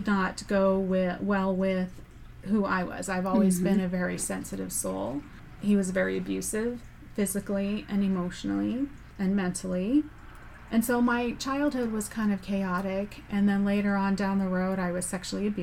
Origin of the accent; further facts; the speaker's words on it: Southern California, United States; I grew up in Southern California